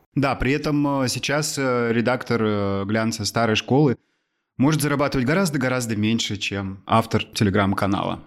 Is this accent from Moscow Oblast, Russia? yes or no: no; Amur Oblast backcountry, Russia; Я парень из Амурской глубинки